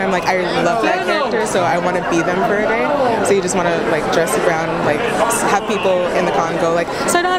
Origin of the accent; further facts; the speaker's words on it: Seattle, Washington, United States; I'm just from Seattle, around here.